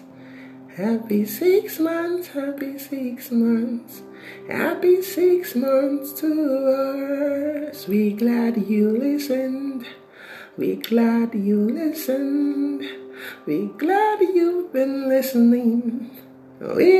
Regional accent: Nigeria; what is happening currently in Nigeria, you know, my home country

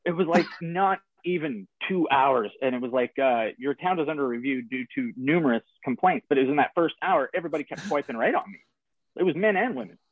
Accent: Canada; as a Canadian

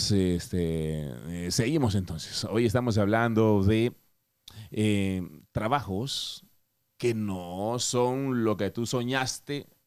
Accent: Honduras; moved away; Cuando yo llegué de Honduras hace 17 años, yo quería ser actor.

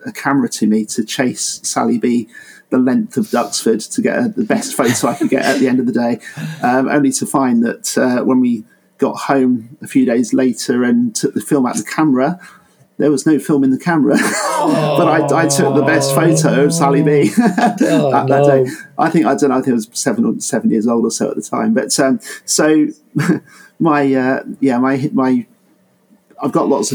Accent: Bedfordshire, East of England, United Kingdom; moved away; I'm from Bedfordshire originally

